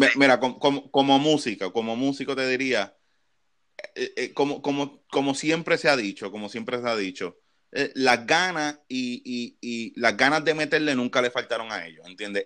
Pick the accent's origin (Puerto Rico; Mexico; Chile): Puerto Rico; como puertorriqueño que nosotros nos criamos en los 90